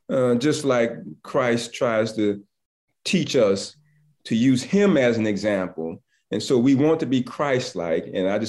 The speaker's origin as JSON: {"language": "English", "region": "Southern United States", "country": "United States", "said": "I'm from the South and I went to school in Atlanta."}